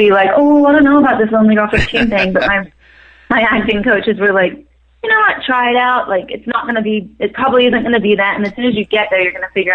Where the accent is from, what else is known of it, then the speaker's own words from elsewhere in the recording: New Zealand; moved away as an adult; also born or lived in Maryland, United States; now in Los Angeles, United States; moved to New Zealand when I was 8. My mom is from New Zealand